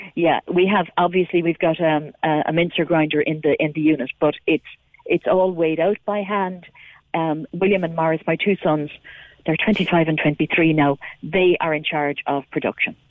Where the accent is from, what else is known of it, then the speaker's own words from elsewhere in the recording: near Bandon, Munster, Ireland; I grew up near Bandon